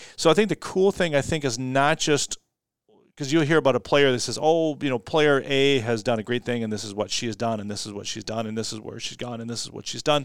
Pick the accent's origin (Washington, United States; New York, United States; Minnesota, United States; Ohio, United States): Minnesota, United States; Austin; my hometown team, the Austin Packers